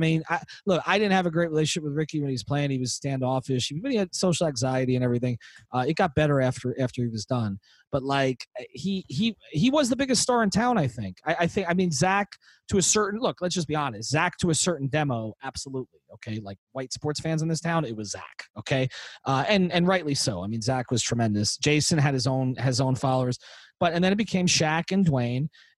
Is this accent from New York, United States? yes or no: yes; New York, United States; I was growing up in New York when Doc Gooden came up. And that was, I mean, you talk, I was 11 years old in his 84 season